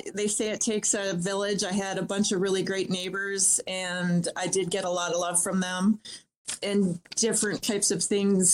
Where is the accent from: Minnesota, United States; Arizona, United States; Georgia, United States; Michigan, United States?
Minnesota, United States; Born and raised in Minnesota